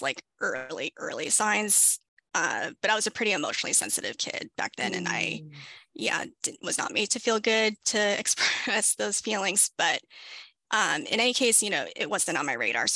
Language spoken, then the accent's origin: English; Southern California, United States; I was born and raised in Southern California